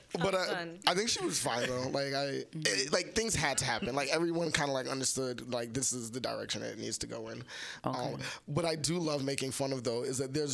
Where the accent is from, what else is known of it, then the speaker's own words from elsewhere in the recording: New York City, New York, United States; Brooklyn, Brownsville